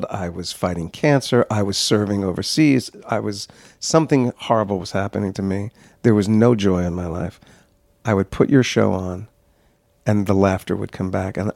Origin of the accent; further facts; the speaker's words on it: New Jersey, United States; I grew up in New Jersey, and I fell in love with the theater.